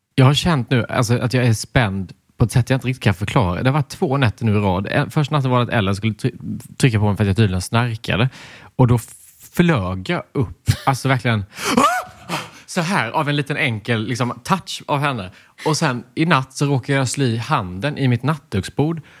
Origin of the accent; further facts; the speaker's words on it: Småland, Sweden; accent: Småländska; småländskan är inte en funktionell dialekt